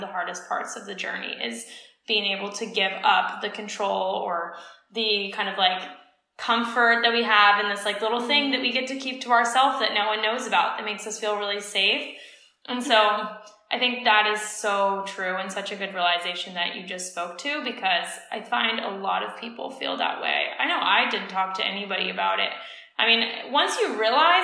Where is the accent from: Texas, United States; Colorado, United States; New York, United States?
Colorado, United States; growing up in Colorado, in the States